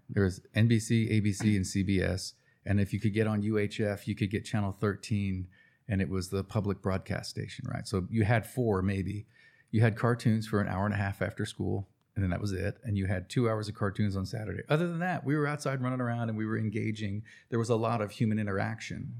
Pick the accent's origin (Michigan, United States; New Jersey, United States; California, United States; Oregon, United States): New Jersey, United States; now in Cherokee, North Carolina, United States; Mom took my sister and I to New Jersey